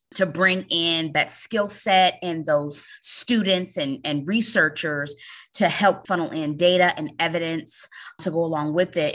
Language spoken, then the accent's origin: English; Chicago, Illinois, United States; moved away as an adult; I'm from Chicago and moved to the East Coast to work at the U S D